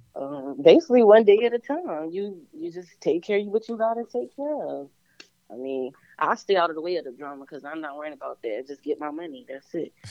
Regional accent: Virginia, United States; I'm an artist from Virginia.

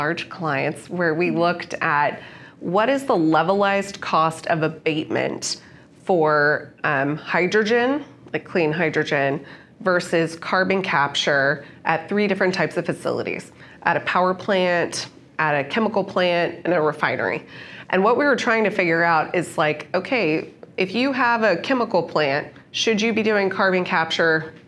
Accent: United States; as an American

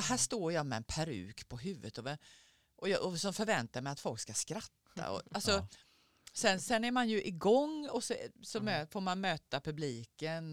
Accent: Skåne, Sweden; moved away as an adult; also born or lived in Gothenburg; now in Stockholm, Sweden; sen flyttade jag därifrån när jag var tio, när jag till Skåne

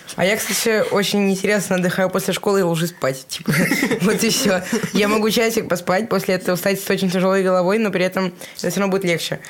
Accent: Russia; я из России

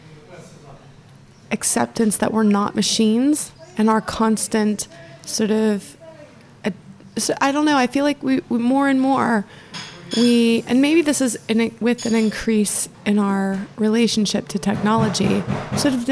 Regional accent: Florida, United States; also born or lived in Scotland; now in England; growing up in Florida

